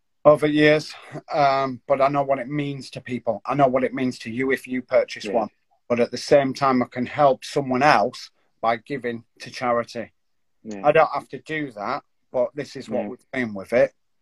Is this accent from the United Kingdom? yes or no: yes; Yorkshire and the Humber, United Kingdom; as a Yorkshireman